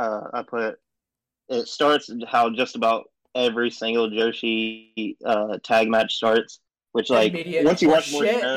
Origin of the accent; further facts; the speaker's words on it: the South, United States; I am from the South.